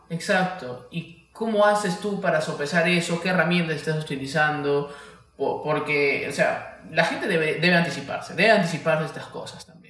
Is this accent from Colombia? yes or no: no; Peruvian Amazon, Peru; accent: charapa; los selváticos también somos un poco espontáneos